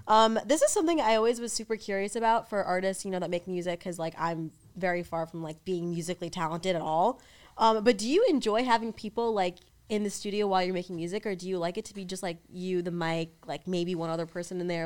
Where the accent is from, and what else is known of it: New York, United States; moved away